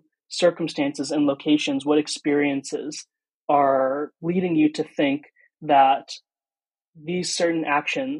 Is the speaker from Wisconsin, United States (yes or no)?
yes; Green Bay, Wisconsin, United States; also born or lived in India / Pulaski, Wisconsin; I grew up in Green Bay, Wisconsin. I was born in India, but adopted when I was an infant